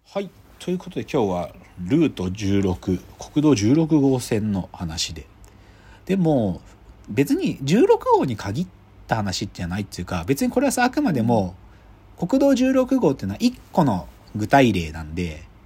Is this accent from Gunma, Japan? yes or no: yes; Gunma, Japan; moved away; 僕群馬出身だからさ